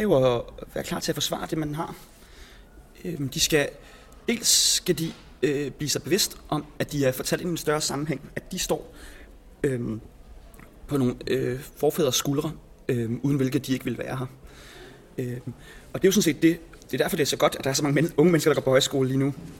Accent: Copenhagen's western suburbs, Capital Region of Denmark, Denmark; Københavns Vestegn, hvor jeg er vokset op

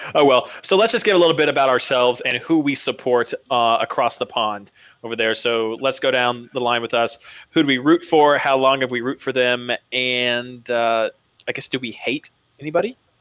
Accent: United States; being an American fan of English soccer

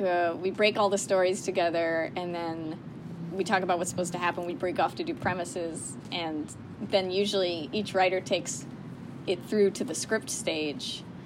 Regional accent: Colorado, United States; moved away; I grew up in Colorado

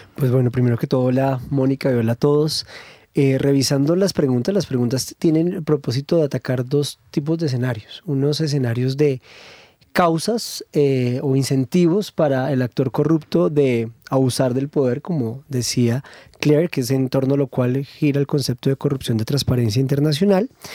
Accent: Colombia; Los colombianos

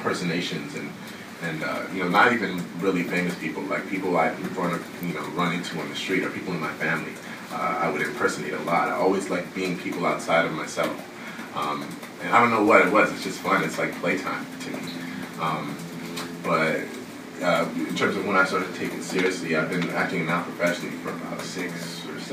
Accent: Canada; being Canadian

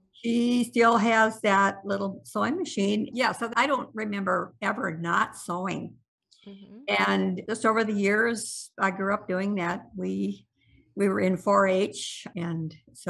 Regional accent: South Central South Dakota, United States; now in Savage, Minnesota, United States; I grew up on a farm in South Central South Dakota

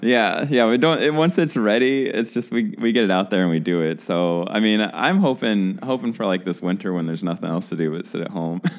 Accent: St. Louis, Missouri, United States; I'm from St. Louis

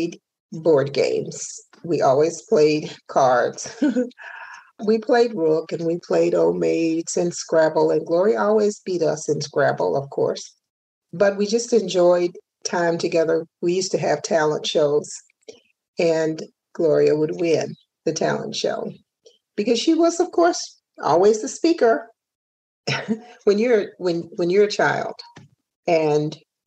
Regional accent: Hopkinsville, Kentucky, United States; moved away as an adult; also born or lived in Flint, Michigan; moved back to Hopkinsville, my hometown, in 2013

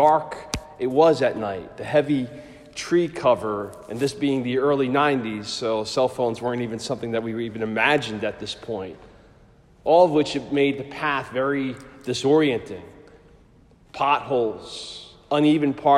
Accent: New Jersey, United States; moved away as an adult; also born or lived in Pennsylvania; Having been born and raised in Jersey, but now in college in Pennsylvania

